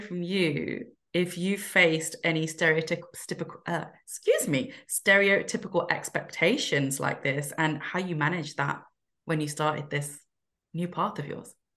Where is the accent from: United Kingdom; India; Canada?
United Kingdom; we are British born